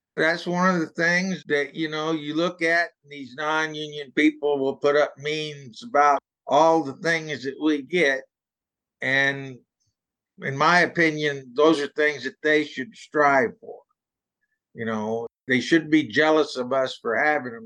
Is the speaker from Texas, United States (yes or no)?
yes; Texas, United States; now in Southwest Washington, United States; I grew up in Texas